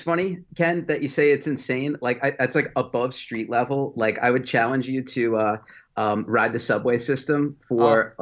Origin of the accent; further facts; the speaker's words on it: West Islip, New York, United States; moved away as an adult; now in Greenville, United States; So I was born in New York, grew up on Long Island